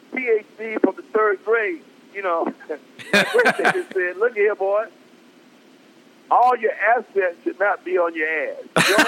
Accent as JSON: {"language": "English", "town": "Flint", "region": "Michigan", "country": "United States", "tie": "born or raised there", "also_born_or_lived": "Cleveland, Ohio", "moved": "yes", "lives_now": "Detroit, United States", "said": "We grew up together in Flint, Michigan"}